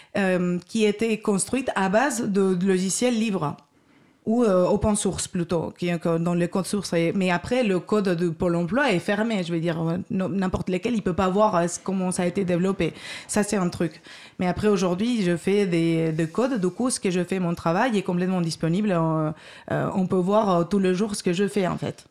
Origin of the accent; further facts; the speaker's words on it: Basque Country, Spain; moved away as an adult; also born or lived in Madrid, Spain; j'ai fait mes études en Espagne, au Pays Basque espagnol, ingénieure ingénieur en informatique, 5 ans. Et après, j'ai travaillé 3 ans à Madrid